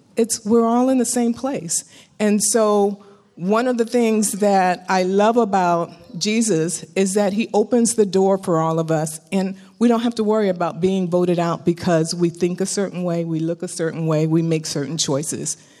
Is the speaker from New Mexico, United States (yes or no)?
no; Bay Area, California, United States; I grew up in the Bay Area.